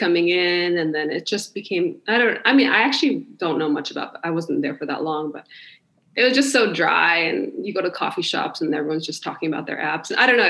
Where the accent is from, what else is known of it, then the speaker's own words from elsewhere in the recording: Santa Monica, California, United States; moved away as an adult; also born or lived in Kathmandu, Nepal / Maui, Hawaii / San Francisco Bay Area; now in Hawaii, United States; I pretty much grew up in Santa Monica, but I also went to high school in Maui for a little bit.